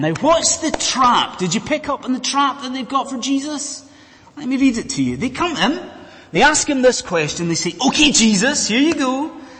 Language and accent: English; Scotland, United Kingdom; I'm a Scotsman, as you may have gathered from the accent. I was brought up in Scotland in the 1980s